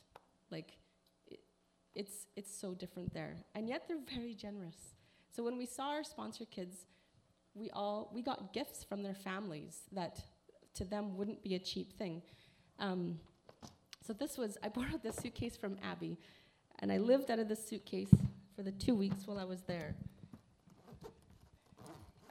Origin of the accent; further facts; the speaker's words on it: Canada; being Canadian